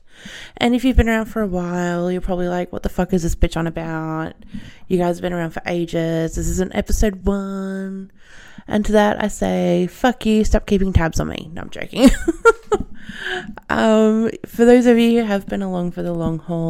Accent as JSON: {"language": "English", "country": "Australia", "accent": "Australian", "said": "I'm Australian, as you can probably tell, with this horrendous accent"}